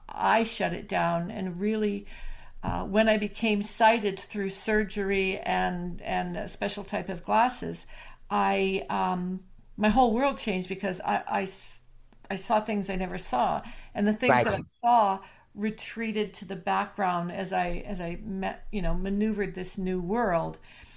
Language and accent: English; Alberta, Canada; I'm from Canada